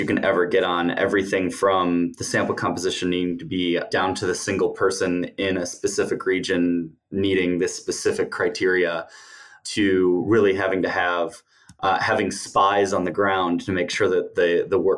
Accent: United States; moved away as an adult; also born or lived in United Kingdom; growing up in the States

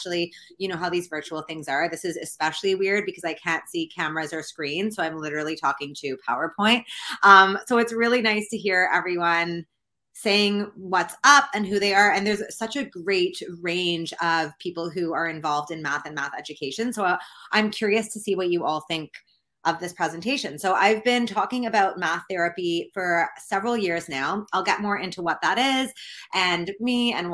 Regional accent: Canada; I'm from Canada

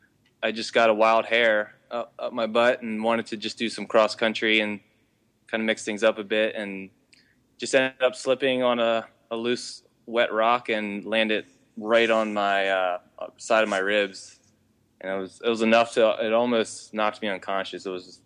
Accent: York, Pennsylvania, United States; I'm from York, Pennsylvania, not to be confused with New York. I'm from Old York.

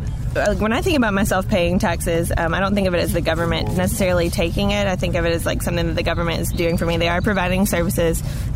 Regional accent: United States; growing up in America, having lived abroad, being a Christian has part to do with it.

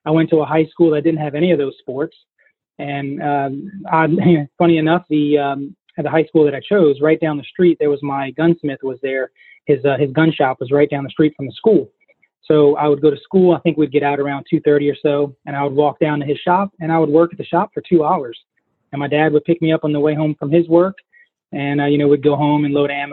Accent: Southeast Louisiana, United States; I'm from Southeast Louisiana, and shooting is just a way of life down here for us.

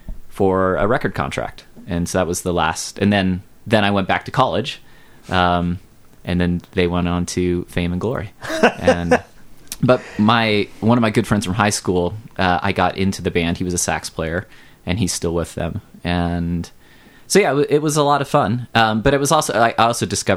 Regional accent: California, United States; I was from California

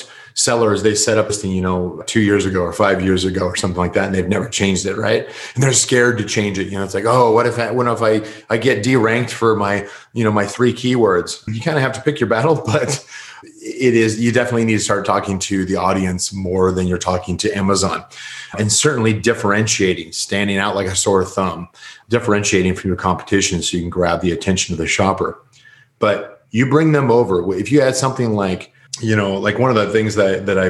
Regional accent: United States; I'm American

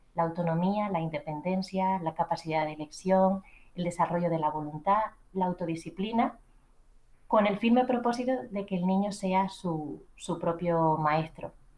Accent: Canary Islands, Spain; accent: Canarian; moved away as an adult; now in Madrid, Spain; antes de dejar mis queridas Islas Canarias, mi acento me delata

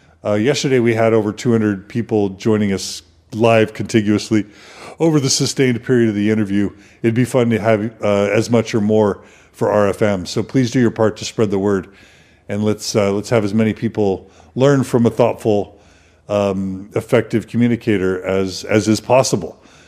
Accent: Houston, Texas, United States; But I grew up in Houston, and I knew Waco to be this super Baptist town.

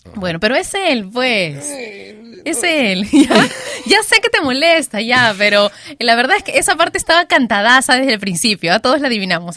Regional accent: Peru; yo soy peruana y me crié entre guitarras, cajones, música criolla

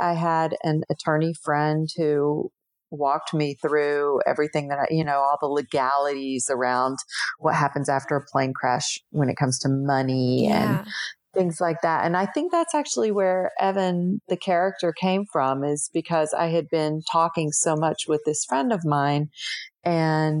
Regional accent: Tennessee, United States; where I grew up in Tennessee

